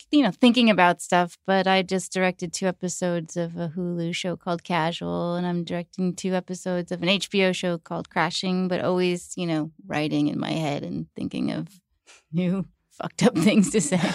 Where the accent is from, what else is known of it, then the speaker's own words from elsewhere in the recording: New York, United States; how our friends, you know, dealt with divorce and growing up in New York.